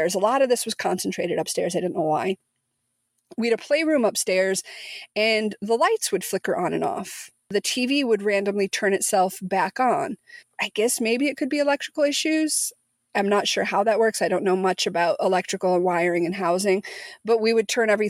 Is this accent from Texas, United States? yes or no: no; Missouri, United States; moved away; also born or lived in Tulsa, Oklahoma; the house that Ivy and I grew up in Missouri